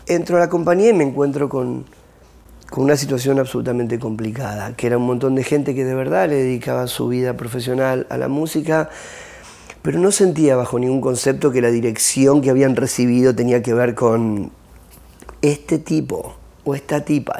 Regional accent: Argentina; moved away; en mi país

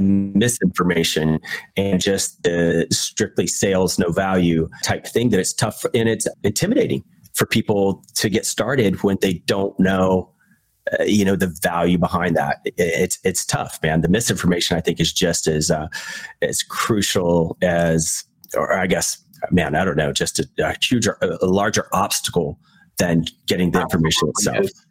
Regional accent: Virginia, United States; me growing up in Virginia

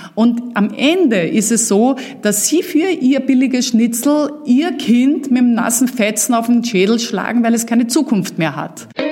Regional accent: Vienna, Austria; moved away; also born or lived in Uckermark, Germany; dass ich natürlich in Wien aufgewachsen bin und hier meine Kindheit und Jugend verbracht habe

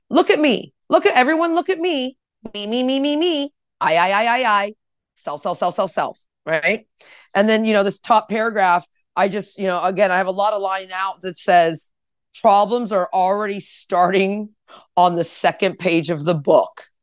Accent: California, United States; I'm from Orange County, born in, I mean, it's just, I'm, I'm everywhere.

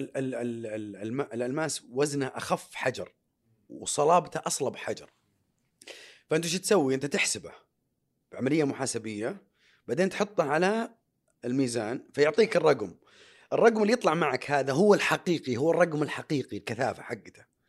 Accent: Saudi Arabia; انا اول سعودي في تاريخ المملكه العربيه السعوديه

